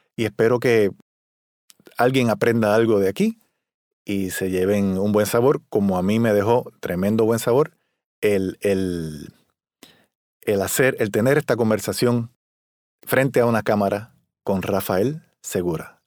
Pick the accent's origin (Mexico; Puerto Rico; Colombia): Puerto Rico; soy un trompetista de Puerto Rico